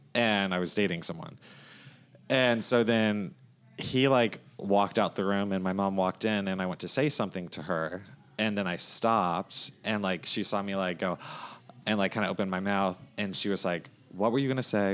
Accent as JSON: {"language": "English", "town": "North Myrtle Beach", "region": "South Carolina", "country": "United States", "tie": "born or raised there", "said": "I grew up in North Myrtle Beach, South Carolina, so not too far north from here"}